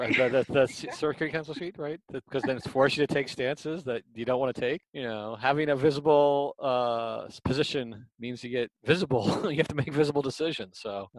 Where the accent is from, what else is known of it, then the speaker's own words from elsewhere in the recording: United States; as somebody who's was born and raised in the United States